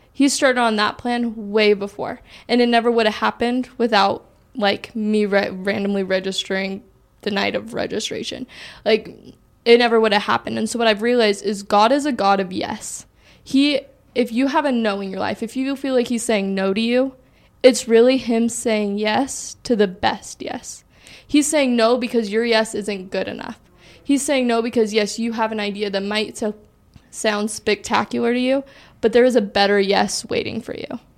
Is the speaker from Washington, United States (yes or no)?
yes; Washington, United States; I'm from Washington